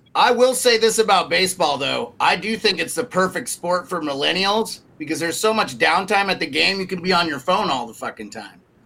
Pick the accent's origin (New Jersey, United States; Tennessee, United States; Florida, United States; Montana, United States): Montana, United States; Polson; my hometown where I grew up, in Paulson, Montana